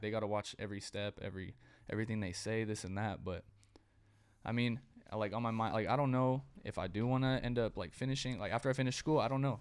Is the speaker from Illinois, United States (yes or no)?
no; Dinuba, California, United States; I'm from Dinuba, like the 559 Fresno area. I was the only white kid in my school